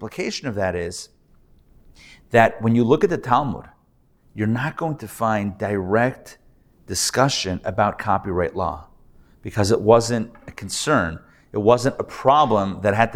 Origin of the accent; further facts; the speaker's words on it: Pittsburgh, Pennsylvania, United States; now in Atlanta, United States; I'm from Pittsburgh originally, I grew up there.